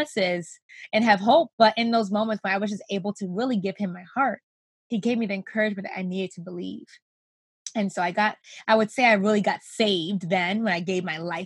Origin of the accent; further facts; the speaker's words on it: Rochester, New York, United States; I grew up in Rochester, New York, still here with my family